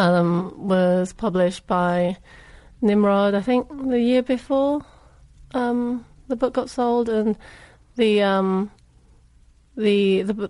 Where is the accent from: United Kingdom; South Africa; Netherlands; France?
United Kingdom; England; moved away as an adult; also born or lived in Hong Kong / London; now in United States; I'm Chinese. I was born and raised in England, moved to Hong Kong after college, lived the last decade